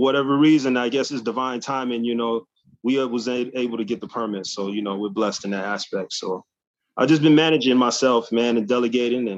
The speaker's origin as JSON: {"language": "English", "town": "New York City", "region": "New York", "country": "United States", "tie": "born or raised there", "also_born_or_lived": "Hawaii", "said": "I got sent to my grand aunt in Queens. That's how I ended up growing up in Hollis"}